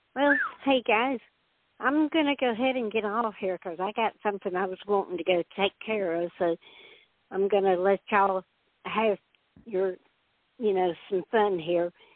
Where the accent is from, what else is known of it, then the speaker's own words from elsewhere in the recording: Georgia, United States; I'm from Georgia